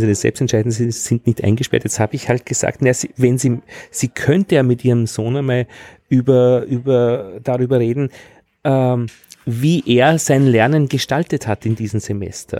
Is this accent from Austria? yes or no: yes; Altheim, Upper Austria, Austria; now in Vienna, Austria; am Land bei uns in Altheim in Oberösterreich